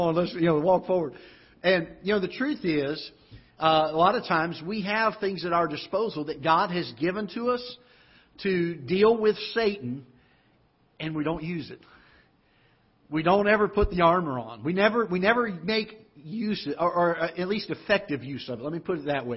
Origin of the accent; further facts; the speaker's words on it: South Florida, United States; now in Festus, Missouri, United States; But I grew up in Florida and South Florida